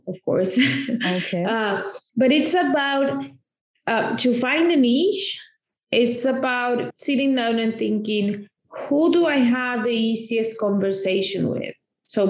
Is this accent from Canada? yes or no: no; Argentina; now in United States; I come from Argentina, oh, okay. where I grew up